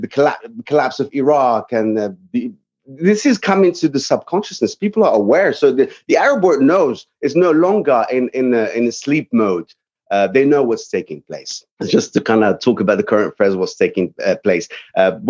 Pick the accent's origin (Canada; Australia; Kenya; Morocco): Morocco; moved away as an adult; also born or lived in England; now in Texas, United States; I'm from Morocco. It's in North Africa, neighboring Spain. So I lived there the majority of my life, between there and England, and ultimately ended up in America